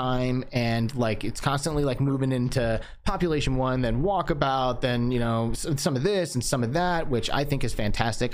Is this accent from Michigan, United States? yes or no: yes; Michigan, United States; moved away; I grew up in Michigan and like, that's just like my homeland